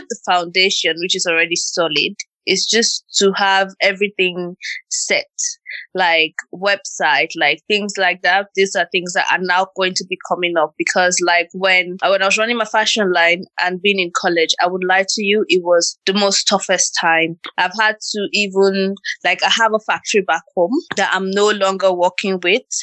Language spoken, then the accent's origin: English; Okpe, Edo, Nigeria; moved away; I'm from Nigeria and I'm from Akoko Edo State in a small town called Okpe